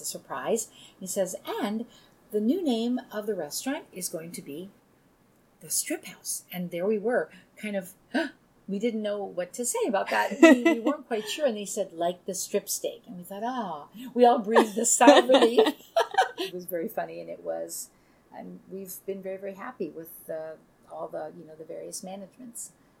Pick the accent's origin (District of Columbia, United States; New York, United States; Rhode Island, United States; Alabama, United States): New York, United States; Long Island; also born or lived in Italy; My siblings and I were all born in the States. Mm-hmm. And my mom, while we were growing up on Long Island